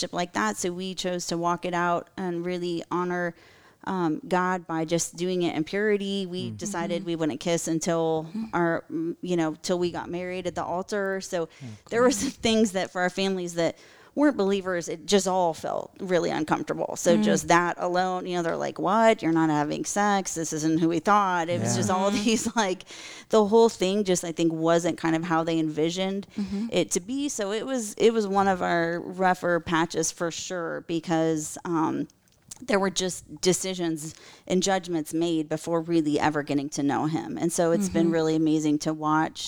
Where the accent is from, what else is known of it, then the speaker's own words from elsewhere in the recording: Colorado, United States; moved away as an adult; also born or lived in Tallahassee; I grew up in all white Colorado, small town